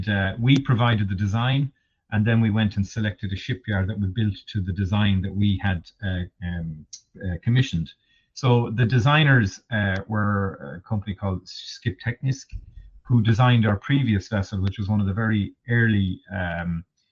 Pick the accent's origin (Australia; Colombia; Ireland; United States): Ireland; Kerry, Munster; I'm from Kerry myself, from down in Tom Crean country myself